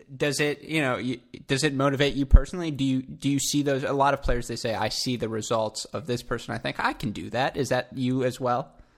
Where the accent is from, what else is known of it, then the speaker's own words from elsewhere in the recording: Southeast Michigan, United States; I'm from Southeast Michigan